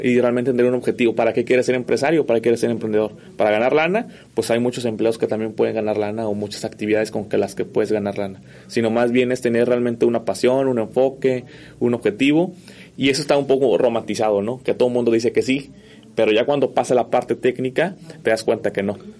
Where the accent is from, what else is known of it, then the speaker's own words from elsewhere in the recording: Mexico; los mexicanos somos